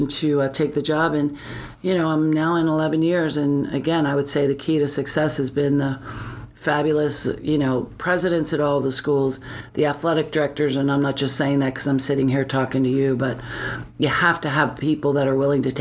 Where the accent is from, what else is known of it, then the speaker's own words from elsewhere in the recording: Gloucester, New Jersey, United States; moved away as an adult; also born or lived in North Carolina / Georgia; my hometown of Gloucester, New Jersey